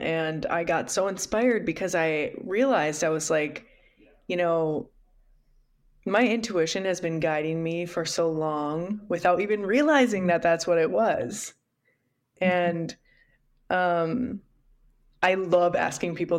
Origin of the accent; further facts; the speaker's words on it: Midwest, United States; I grew up in the Midwest